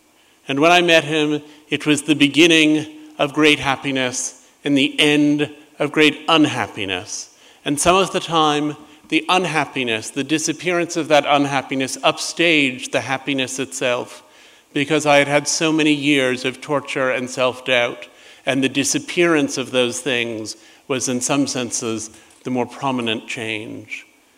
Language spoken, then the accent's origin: English; New York, United States; a building just a few doors down from the one where I grew up in New York.